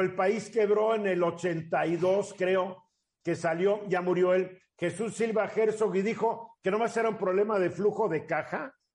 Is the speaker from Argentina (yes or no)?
no; Mexico